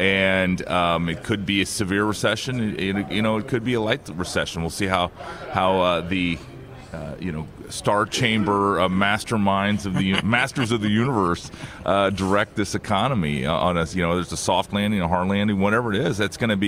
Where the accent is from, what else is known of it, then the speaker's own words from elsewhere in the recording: Iowa, United States; as an Iowan, as somebody that spends a lot of time talking to, early state voters in my home state